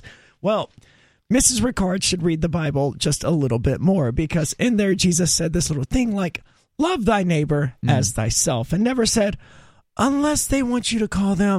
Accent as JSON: {"language": "English", "region": "Mississippi", "country": "United States", "tie": "born or raised there", "said": "I grew up in Mississippi, and there was maybe one teacher throughout my entire schooling in Mississippi"}